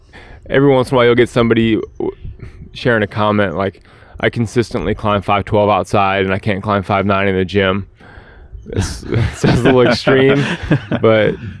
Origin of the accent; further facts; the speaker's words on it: the South, United States; also born or lived in Atlanta; now in Nashville, United States; I'm from the South, man.